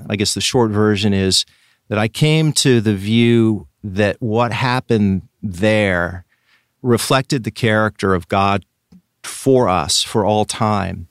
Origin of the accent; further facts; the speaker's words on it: Richland, Washington, United States; I grew up in, in a city called Richland, which is on the east side of the state, Washington State